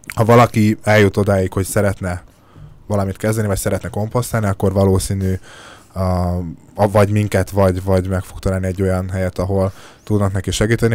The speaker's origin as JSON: {"language": "Hungarian", "region": "Szabolcs-Szatmár-Bereg", "country": "Hungary", "tie": "born or raised there", "said": "én is szabolcsi gyerek vagyok"}